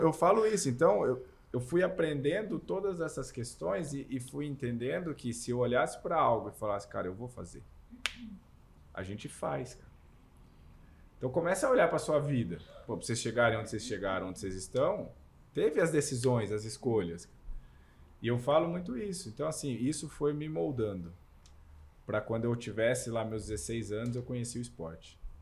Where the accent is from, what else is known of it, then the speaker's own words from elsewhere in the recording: Camanducaia, Minas Gerais, Brazil; eu cresci em Camanducaia, Minas Gerais